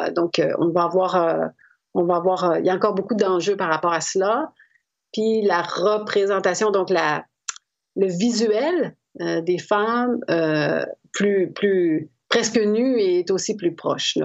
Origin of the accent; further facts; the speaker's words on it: Quebec, Canada; chez moi au Québec